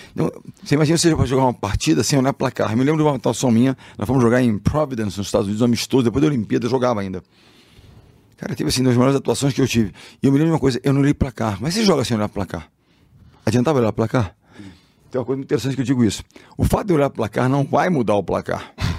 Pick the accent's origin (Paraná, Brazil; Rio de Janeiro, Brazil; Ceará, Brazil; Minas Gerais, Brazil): Rio de Janeiro, Brazil; eu sou carioca, sou do Rio, amo o Rio, tô lá